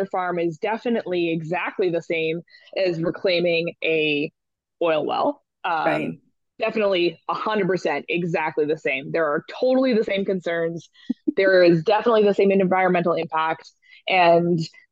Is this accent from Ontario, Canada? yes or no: no; British Columbia, Canada; I grew up in British Columbia. I grew up with the Agricultural Land Reserve